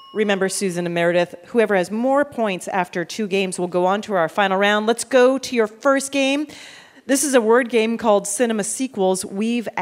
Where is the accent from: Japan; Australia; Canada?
Canada; I'm Canadian